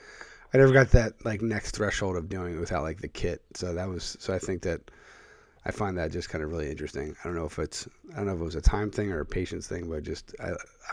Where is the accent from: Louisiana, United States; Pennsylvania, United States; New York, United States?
Pennsylvania, United States; Philadelphia; moved away; I grew up in the Philadelphia area.